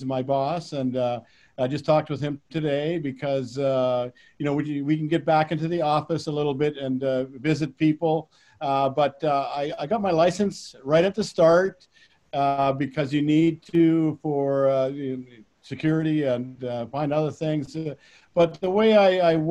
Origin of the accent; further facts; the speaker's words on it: Saskatchewan, Canada; now in Philadelphia, United States; I grew up in Saskatchewan, Canada, with a town of 300 people.